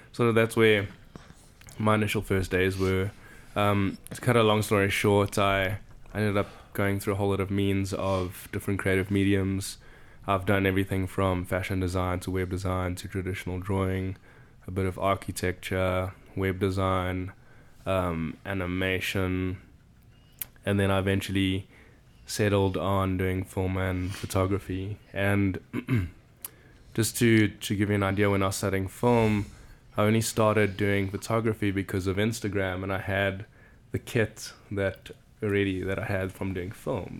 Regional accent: Johannesburg, Gauteng, South Africa; first language English; moved away as an adult; also born or lived in Benoni / Bedfordview; now in Chicago, United States; I grew up in a city called Johannesburg, born in a town called Benoni

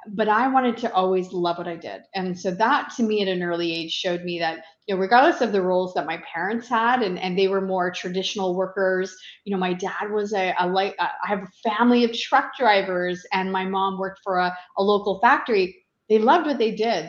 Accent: Eastern Townships, Quebec, Canada; moved away as an adult; now in Ottawa, Canada; Originally, I'm from the Eastern Townships in Quebec, a beautiful uh, part of the country, and I relocated to Ottawa uh, over 25 years ago

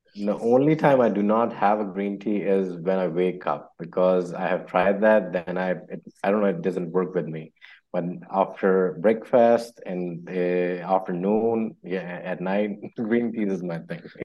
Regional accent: Lahore, Punjab, Pakistan; I'm from Pakistan, Lahore

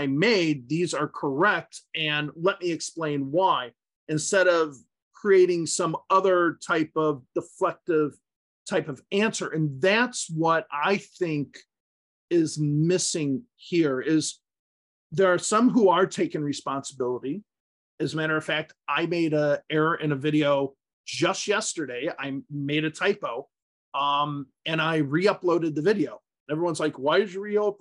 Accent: United States; first language English; also born or lived in Utah; native English speakers from the United States

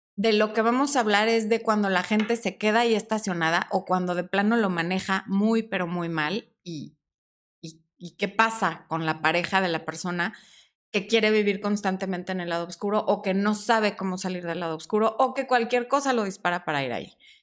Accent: Mexico; son 50 pesos mexicanos en mi país

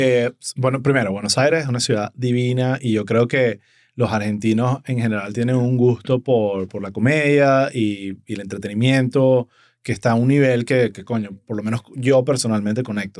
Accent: Venezuela; now in Miami, United States; como comediante venezolano

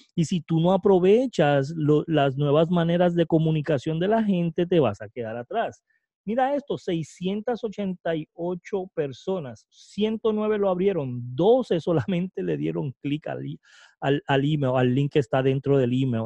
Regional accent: Puerto Rico; el primer puertorriqueño

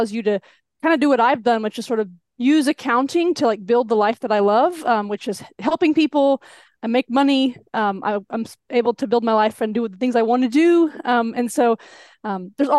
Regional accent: Texas-Mexico border, United States; moved away; I grew up on the Texas border, Mexico-Texas border. So I got the y'all authentically. And now I'm back

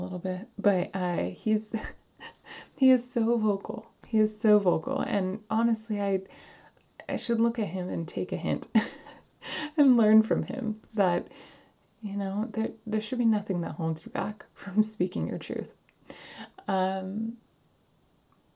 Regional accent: San Diego, California, United States; moved away; my hometown, San Diego

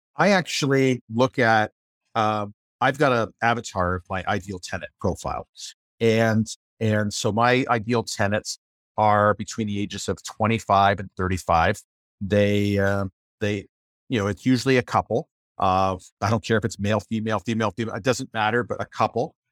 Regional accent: Windsor, Ontario, Canada; moved away as an adult; I grew up in the Windsor, Ontario area

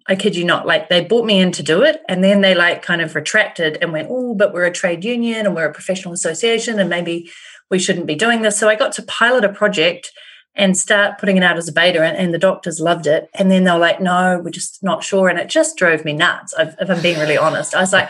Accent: New Zealand; I'm in New Zealand.

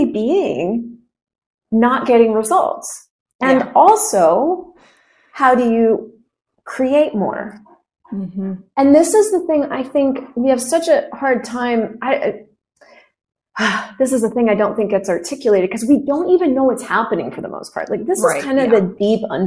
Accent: United States; moved away; I'm American. And it's not even because I define myself as that, but I'm not Colombian. I am American

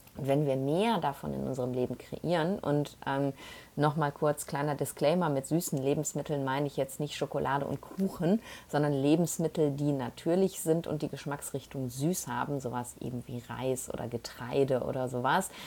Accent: Essen, North Rhine-Westphalia, Germany; moved away; also born or lived in Panama; von Essen aus, da wo ich herkomme

